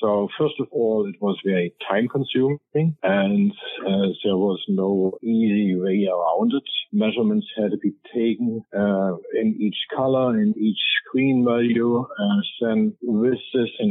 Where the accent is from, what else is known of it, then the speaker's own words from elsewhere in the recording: East Germany, Germany; moved away; Growing up in East Germany.